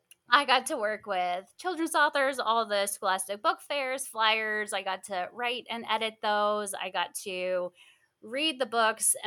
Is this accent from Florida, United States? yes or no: yes; Florida, United States; I grew up in Florida